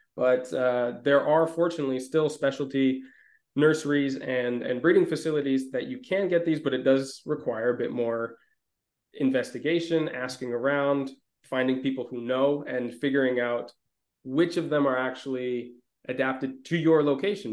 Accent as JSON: {"language": "English", "region": "Minnesota", "country": "United States", "tie": "born or raised there", "also_born_or_lived": "Mediterranean region", "moved": "yes", "said": "growing up in Minnesota"}